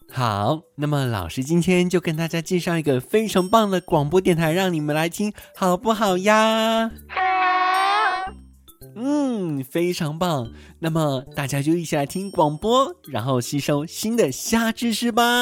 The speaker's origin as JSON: {"language": "Chinese", "region": "Taipei", "country": "Taiwan", "said": "我们台北人"}